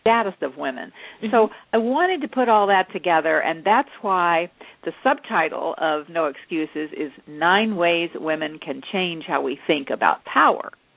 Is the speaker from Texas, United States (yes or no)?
yes; Texas, United States; I grew up in in Texas, and my father actually w- made Western wear. So I actually grew up wearing the cow. I was a cowgirl